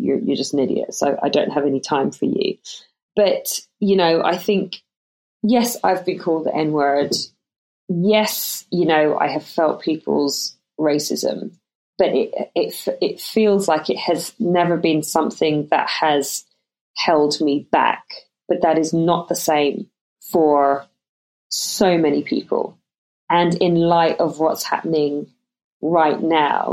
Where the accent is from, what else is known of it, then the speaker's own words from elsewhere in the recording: London, United Kingdom; also born or lived in Ireland; We moved over to England when I was 7. We lived in London.